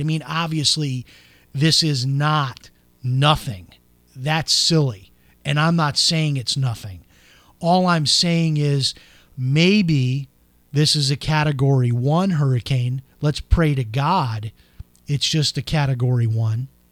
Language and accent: English; Florida, United States; my home state of Florida